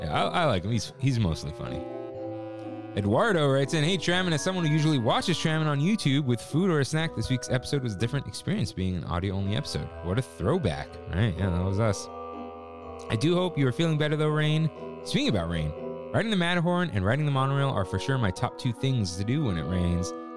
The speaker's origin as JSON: {"language": "English", "town": "Pleasanton", "region": "California", "country": "United States", "tie": "born or raised there", "also_born_or_lived": "San Jose / Santa Rosa", "said": "I was born in the South Bay, San Jose, grew up in the East Bay, Pleasanton"}